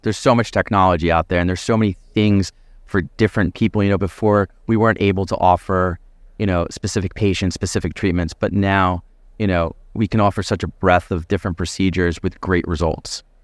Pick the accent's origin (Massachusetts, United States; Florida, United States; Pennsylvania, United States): Pennsylvania, United States; Philadelphia; I grew up in the Philadelphia area, my family's in the Philadelphia area.